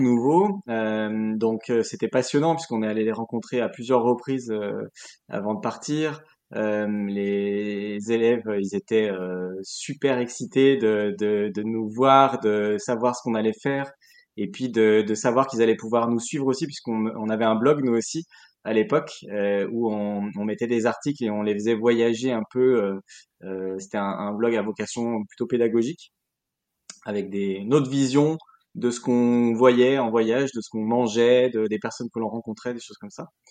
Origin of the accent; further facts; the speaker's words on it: Lyon, Auvergne-Rhône-Alpes, France; also born or lived in Burgundy; now in Arras, France; Je suis originaire de Lyon, mais j'ai grandi, euh, enfin, j'ai habité pendant huit ans en Bourgogne